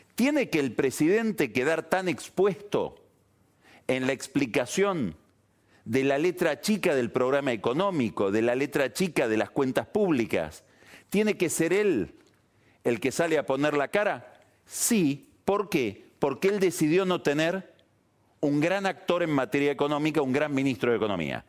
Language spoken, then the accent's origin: Spanish; Argentina